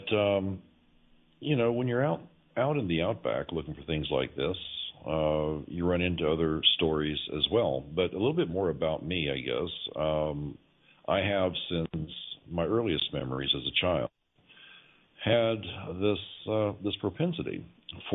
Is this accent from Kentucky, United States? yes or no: yes; Kentucky, United States; also born or lived in Denver, Colorado; we moved back to Kentucky from Denver. At that point, the folks that I grew up around